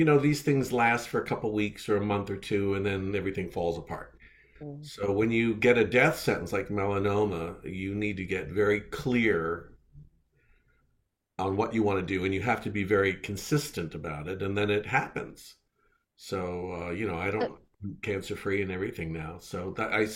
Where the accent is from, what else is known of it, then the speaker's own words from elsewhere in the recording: Philadelphia, Pennsylvania, United States; now in San Diego, United States; Here in San Diego, where I wasn't born here, I was born in Philadelphia, but here I am in San Diego.